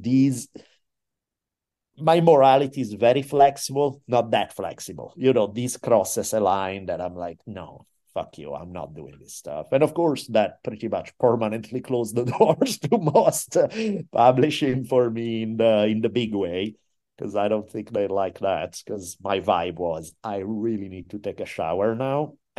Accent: Italy; And again, I'm from Italy. I'm used to doing shady shit and going beyond the law.

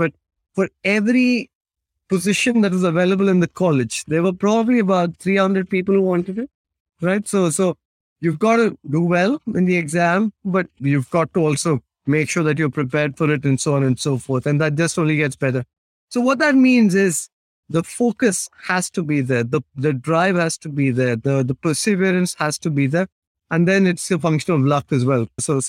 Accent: West India, India; first language Tamil; If I take my story again, like I said, we come from the south. So my mother tongue is Tamil. A very old language, probably a few thousand years old.

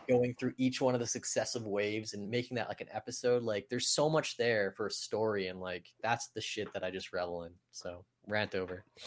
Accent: Canada; growing up in Canada

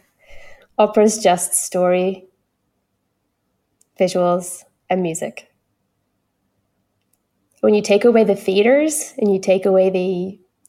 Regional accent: Northeast Scotland, United Kingdom; accent: Doric; first language English; now in Gold Coast Hinterland, Australia; I'm singing in my local dialect from Northeast Scotland, which is Doric

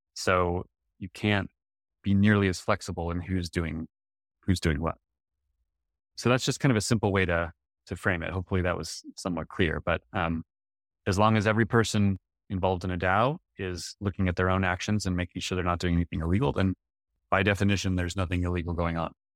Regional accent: United States; I'm an American citizen

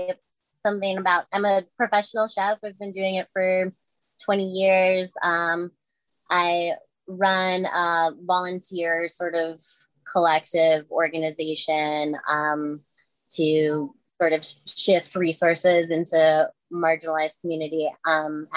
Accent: Madison, Wisconsin, United States; moved away as an adult; now in Chicago, United States; I was born and raised in Madison, Wisconsin

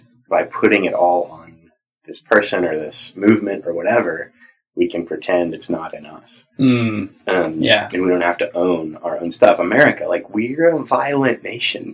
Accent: Southern California, United States; I grew up in Southern California.

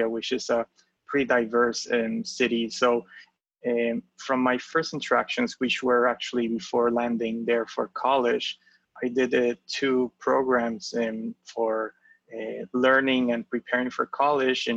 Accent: Puerto Rico; moved away as an adult; also born or lived in Pennsylvania, United States; now in New York, United States; born and raised in Puerto Rico. I've spent all my life up to high school there

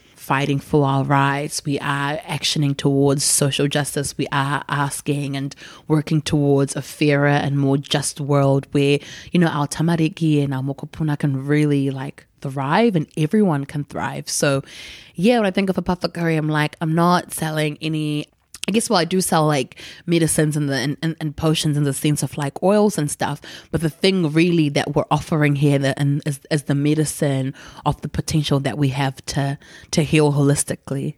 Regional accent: Gutu, Masvingo, Zimbabwe; moved away; we grew up in Gutu, going to the village where her people were from

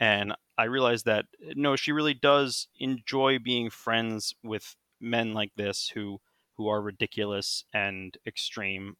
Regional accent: United States; I'm still an American

